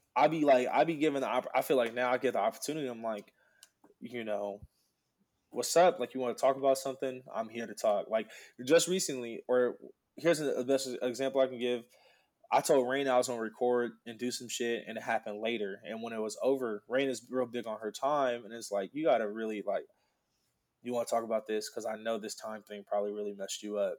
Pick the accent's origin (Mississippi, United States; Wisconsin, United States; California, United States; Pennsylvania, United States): California, United States; Oxnard; I was born in Oxnard